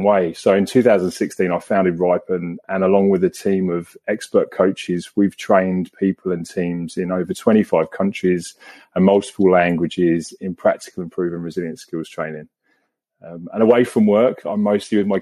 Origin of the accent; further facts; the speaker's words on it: England, United Kingdom; moved away as an adult; now in Australia; I was born and raised in England